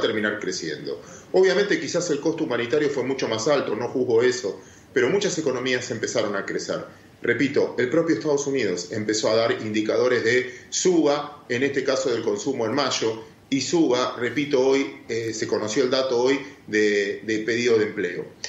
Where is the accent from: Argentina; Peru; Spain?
Argentina